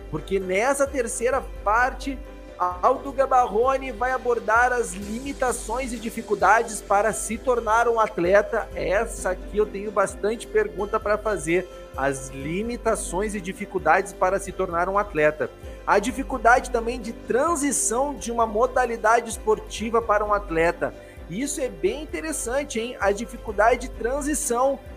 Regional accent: Rio Grande do Sul, Brazil; Guria, porque eu sou gaúcho, né?

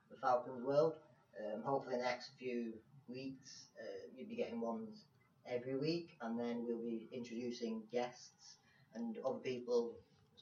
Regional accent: England, United Kingdom; As we are from England

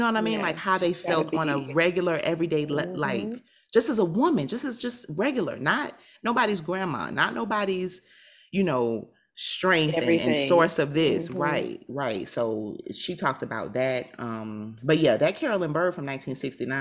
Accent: South Florida, United States; I'm from South Florida

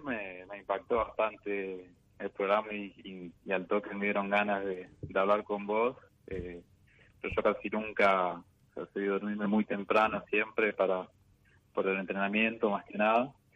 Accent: San Andrés de Giles, Buenos Aires Province, Argentina; now in Córdoba, Argentina; nací en San Andrés de Giles, Buenos Aires. Ahora estoy viviendo en Córdoba.

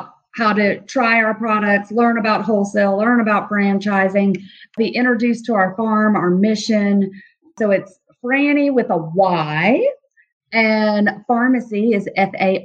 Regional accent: Nashville, Tennessee, United States; That's my hometown

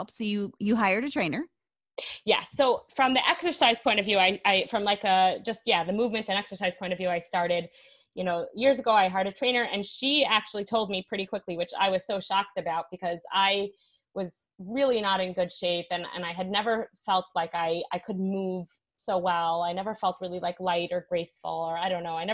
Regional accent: Brooklyn, New York, United States; moved away as an adult; now in Jerusalem, Israel; I live in Jerusalem, Israel now. I come originally from New York. I moved here five, six years ago.

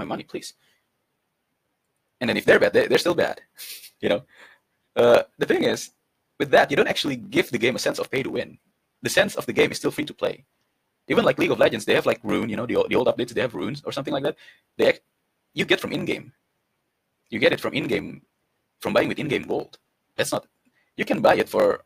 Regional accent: Indonesia; I come from Indonesia

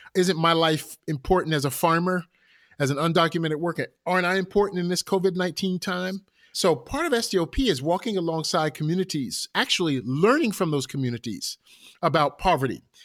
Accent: Newark, New Jersey, United States; I'm from Newark, New Jersey. We had a temple in Newark

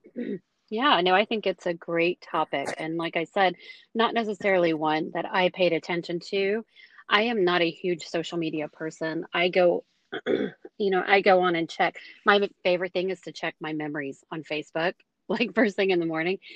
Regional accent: United States; as an American

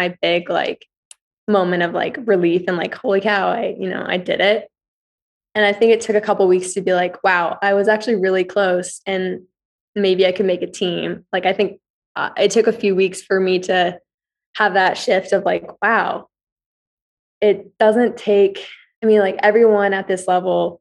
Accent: Billings, Montana, United States; moved away as an adult; also born or lived in New York / Indiana; now in Flagstaff, United States; I'm from Montana, like a small place

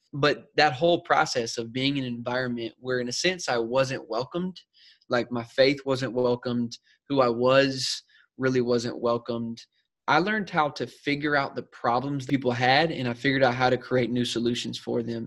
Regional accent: South Carolina, United States; moved away as an adult; now in San Diego, United States; I'm originally from South Carolina, so I'm an East Coast boy myself, born and raised

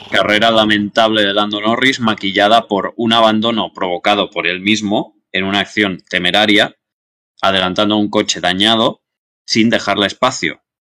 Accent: Andorra; Yo soy de Andorra. En todo caso, o sea, si tengo que elegir un grupo de Eurofans, voy con Andorra.

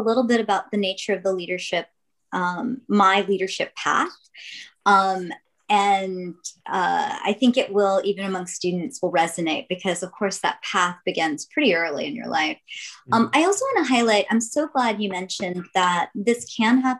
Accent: Jackson, Mississippi, United States; now in San Diego, United States; So my story begins in Jackson, Mississippi. I was born in 1970

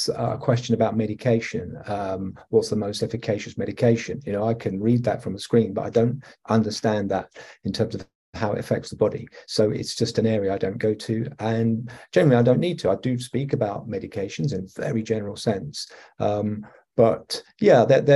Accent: England, United Kingdom; accent: English; moved away as an adult; also born or lived in Australia / Italy / Greece; now in Alberta, Canada; I am English. I'm from the United Kingdom

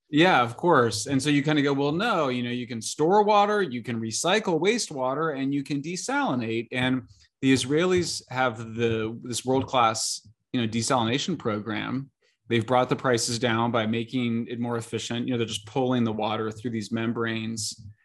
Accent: San Francisco, California, United States; my hometown paper

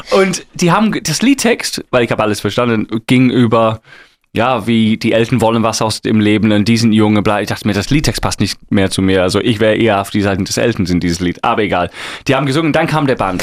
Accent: England, United Kingdom; German is a second language; moved away; Ich bin Engländer

